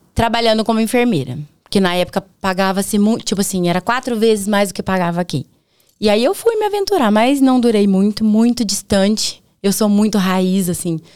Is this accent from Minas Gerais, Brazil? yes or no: no; Prado Ferreira, Paraná, Brazil; also born or lived in Presidente Prudente, São Paulo / Londrina, Paraná; now in Baiti, Brazil; Eu nasci em Presidente Prudente. Mas eu não nem falo, porque eu vim muito pequenininha pro Paraná. Que nem eu falei pra você, é porta, porteira, tá no coração, sou paranaense